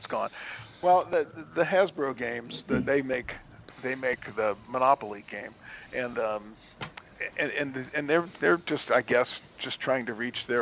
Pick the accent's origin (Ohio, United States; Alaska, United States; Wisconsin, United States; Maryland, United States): Ohio, United States; Cincinnati; I'm from Cincinnati.